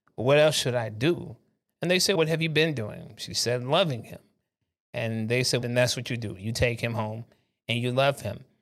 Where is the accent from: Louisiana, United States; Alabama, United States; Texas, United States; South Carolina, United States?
South Carolina, United States; I was born in South Carolina